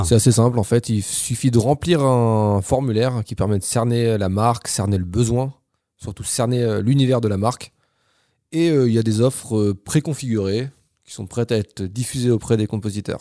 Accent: Orléans, Centre-Val de Loire, France; moved away as an adult; now in Bordeaux, France; je viens d'Orléans

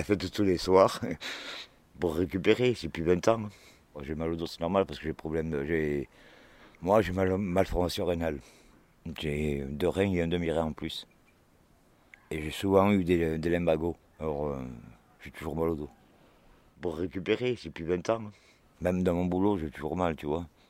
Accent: Cantal, Auvergne-Rhône-Alpes, France; je suis né dans le Cantal

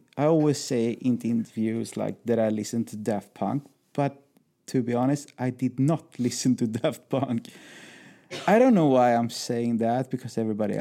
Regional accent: Sweden; I'm a DJ from Sweden

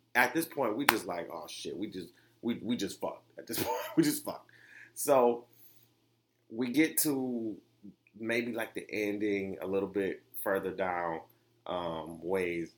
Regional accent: Detroit, Michigan, United States; I was raised in Detroit

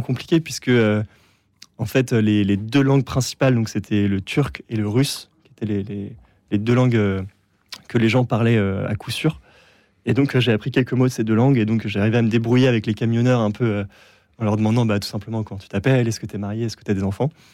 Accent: France; j'étais français

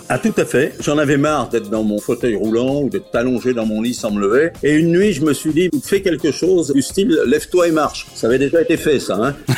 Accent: Paris region, Île-de-France, France; moved away; also born or lived in Caen / Normandy; je suis né dans la région parisienne

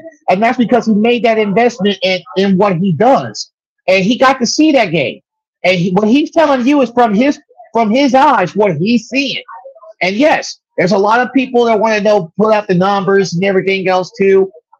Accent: Kansas City, Missouri, United States; also born or lived in Wichita, Kansas; And I'm from Kansas. And I'm from Kansas City. Yes, I spent time in Wichita in my lifetime. But this is my home.

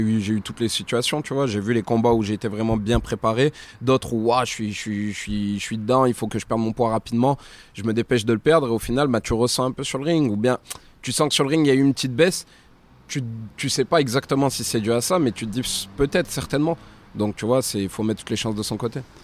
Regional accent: Clermont-Ferrand, Auvergne-Rhône-Alpes, France; chez moi à Clermont

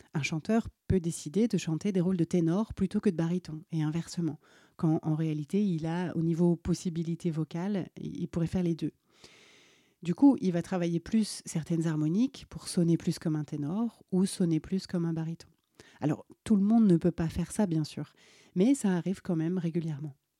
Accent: Alsace, Grand Est, France; pendant mon enfance en Alsace

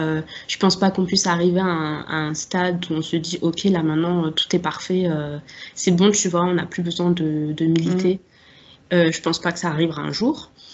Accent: Strasbourg, Grand Est, France; j'ai grandi à Strasbourg. Là-bas, j'y suis encore

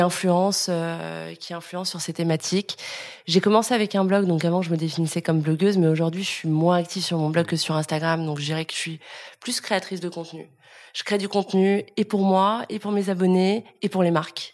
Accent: Lyon, Auvergne-Rhône-Alpes, France; moved away as an adult; now in Paris, France; je viens de Lyon, j'ai 32 ans.

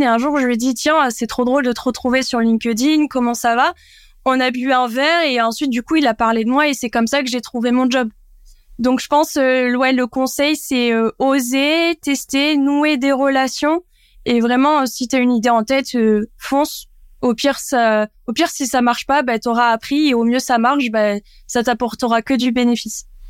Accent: Landes, Nouvelle-Aquitaine, France; moved away; also born or lived in Bayonne / Bordeaux; je suis landaise pure souche. Euh, je viens d'un petit village à côté de Cabreton, donc euh, j'ai grandi dans les Landes

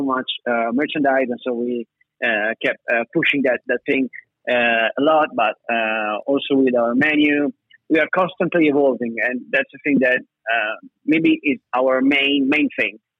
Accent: Verona, Veneto, Italy; I'm 32, I'm from Verona.

